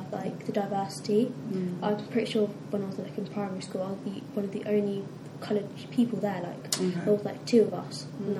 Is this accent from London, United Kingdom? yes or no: no; Portsmouth, South East England, United Kingdom; I was born in Portsmouth